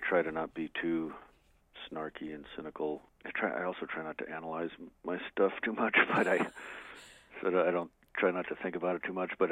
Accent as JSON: {"language": "English", "town": "Albuquerque", "region": "New Mexico", "country": "United States", "tie": "born or raised there", "said": "growing up in Albuquerque"}